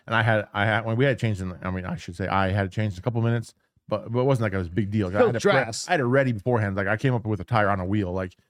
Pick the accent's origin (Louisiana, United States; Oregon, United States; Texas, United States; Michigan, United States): Oregon, United States; Portland; so I grew up in Portland.